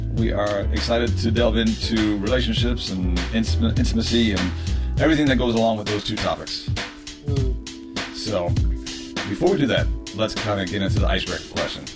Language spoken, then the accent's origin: English; Ireland; I'm an Irish male, uh, Irish Catholic male originally